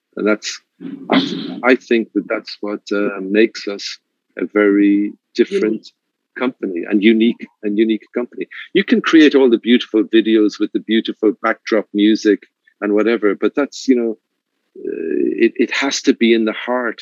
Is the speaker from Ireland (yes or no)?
yes; Ireland; now in Mexico; being Irish